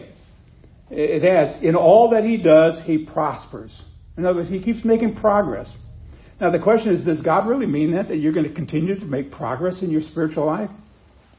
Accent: Nebraska, United States; I grew up in Nebraska where they have wheat

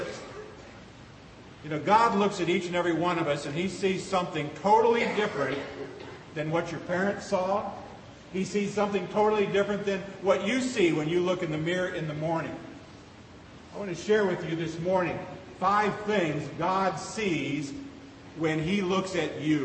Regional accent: Seward, Nebraska, United States; moved away; as a kid growing up in Seward, Nebraska, going to the Seward County Fair

